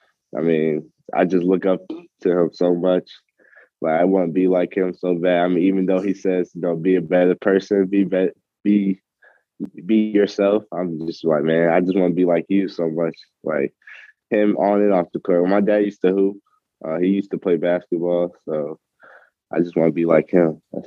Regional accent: Atlanta, Georgia, United States; also born or lived in Long Island, New York; Yeah, I was born in Long Island, New York. You know, I stayed there for a couple of years, and my parents decided to move to Atlanta because, you know, get a better job and whatnot.

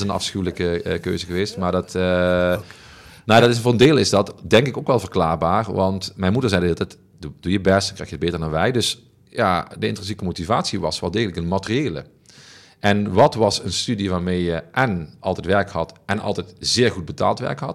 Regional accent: Heerlen, Limburg, Netherlands; mijn oude wijk Zeswegen. En ik woon nu één wijk verder en in een wijk die, die qua sociaal-economische omstandigheden vergelijkbaar is met de wijk waar ik vandaan kom

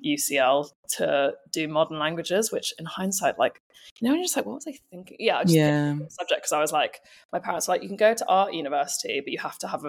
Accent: Texas, United States; now in United Kingdom; Mostly in the States, in Texas.

